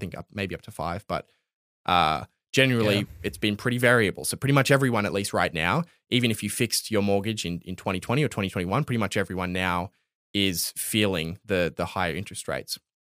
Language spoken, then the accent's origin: English; Australia; like I'm not even like considering myself like Australian when I read it, which is kind